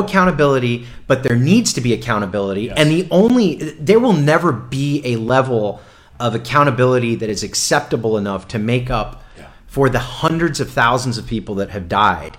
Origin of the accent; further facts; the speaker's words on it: South Florida, United States; I'm from South Florida